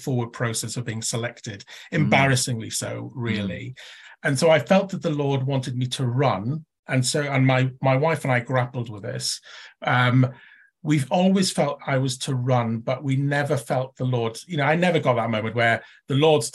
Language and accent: English; Llanelli, Wales, United Kingdom; growing up when I did, where I did, seeing the effects of the 1980s deindustrialization of the old Welsh mining valleys and old industrial towns. My Llanelli was a tin plate town.